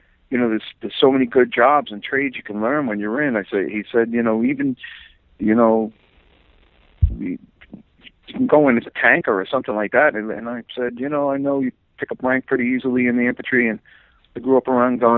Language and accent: English; Long Island, New York, United States; also born or lived in Queens / East Boston; the better part of my childhood and my years in my teens was on Long Island